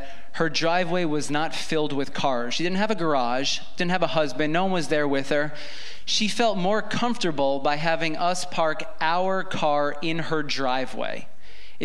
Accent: New York, United States; I grew up in New York, lived in New York my entire life.

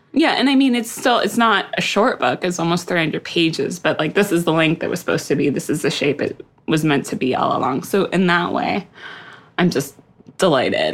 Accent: Seattle, Washington, United States; moved away; also born or lived in East Coast; I grew up in Seattle

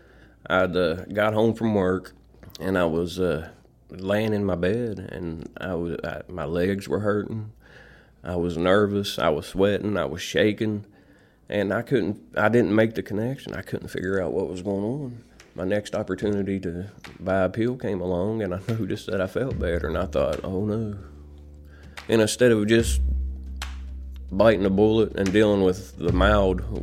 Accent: Cedar Grove, West Virginia, United States; I grew up in Cedar Grove. It's about 15 miles east of here.

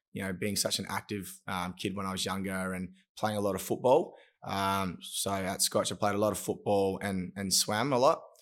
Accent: Broome, Western Australia, Australia; also born or lived in Perth; I grew up in Broome until I was uh, 12. And then my family decided to send me down to Perth uh, in the city for school

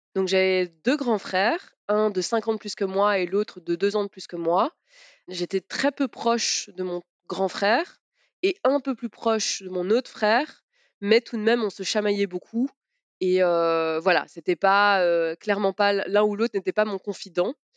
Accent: Belgium; born or raised there; also born or lived in Sarralbe, Grand Est, France

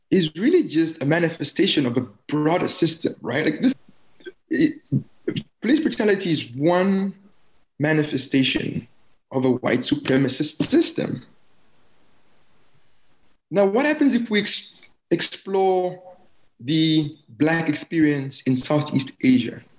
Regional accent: Germany; I grew up in East Germany, right? I was displaced in that way.

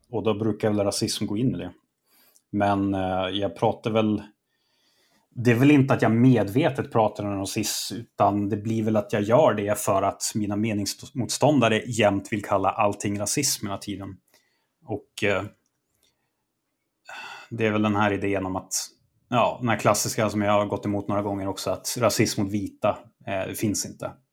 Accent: Sweden; jag är svensk och gör det här

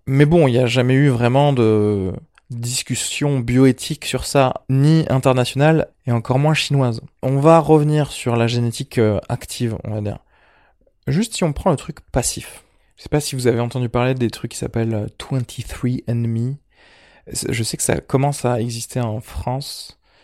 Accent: Algeria; je suis méditerranéen vu que je suis né en Algérie

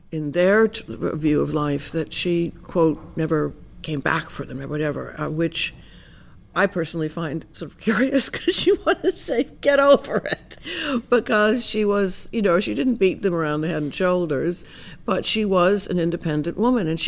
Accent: Miami, Florida, United States; I'm from Miami.

